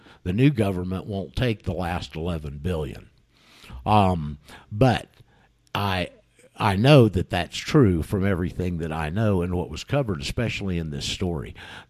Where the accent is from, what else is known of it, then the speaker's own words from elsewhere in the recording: United States; now in Mendoza, Argentina; I'm an American, live out here in Mendoza.